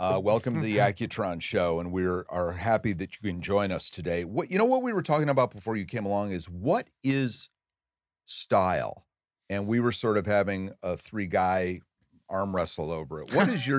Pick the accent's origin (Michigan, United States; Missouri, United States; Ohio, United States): Michigan, United States; Traverse City; moved away; But in Traverse City, Michigan, in 1972 or 3, when I was in high school